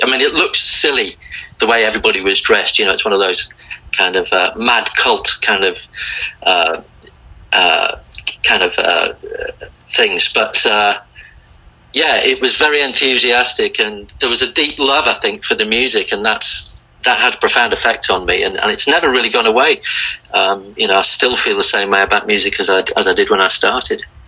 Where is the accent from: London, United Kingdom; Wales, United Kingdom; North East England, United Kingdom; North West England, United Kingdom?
North West England, United Kingdom; Liverpool; moved away as an adult; also born or lived in Blackpool; now in Australia; I moved from Liverpool actually when I was in my early teens to, to a place north of Liverpool called Blackpool